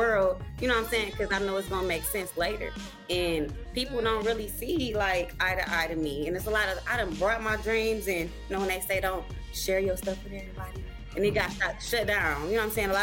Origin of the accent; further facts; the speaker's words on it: Saginaw, Michigan, United States; now in Grand Rapids, United States; It's Saginaw, yeah. 989